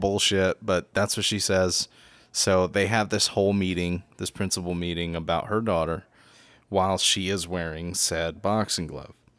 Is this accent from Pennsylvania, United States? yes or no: yes; Philadelphia, Pennsylvania, United States; moved away as an adult; also born or lived in New York; now in Florida, United States; I was born in New York, too, and raised in Philadelphia